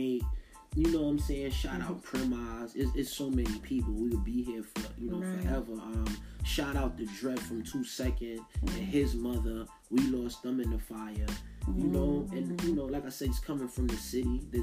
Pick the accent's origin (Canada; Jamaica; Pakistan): Jamaica; moved away; also born or lived in New York; as a Jamaican and being around other Jamaicans and can speak it and just feeling that pride